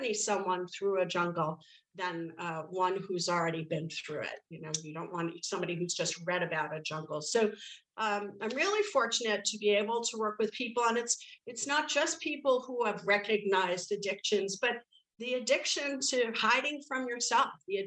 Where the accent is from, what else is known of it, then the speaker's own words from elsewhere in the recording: New York City, New York, United States; growing up in the Bronx, and I was there 70s, 80s, drugs, alcohol, I'm Irish on top of it